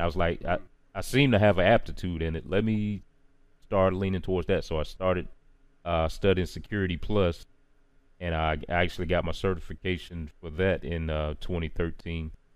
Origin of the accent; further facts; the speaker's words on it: Charlotte, North Carolina, United States; out of Charlotte, North Carolina, born and raised.